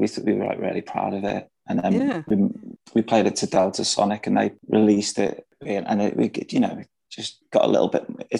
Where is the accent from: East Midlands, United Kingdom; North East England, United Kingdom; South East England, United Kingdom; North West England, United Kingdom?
North West England, United Kingdom; the Wirral; moved away as an adult; also born or lived in London; We're a five-piece from the Wirral.